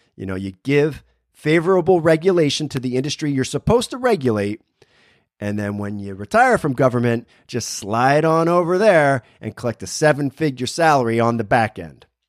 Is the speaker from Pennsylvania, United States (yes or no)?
yes; Berwick, Pennsylvania, United States; my hometown, Berwick, Pennsylvania